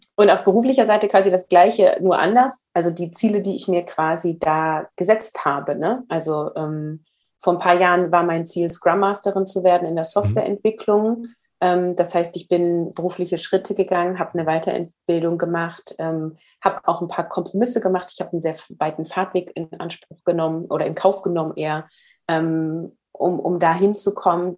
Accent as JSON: {"language": "German", "region": "Northern Germany", "country": "Germany", "said": "Ich komme aus Norddeutschland"}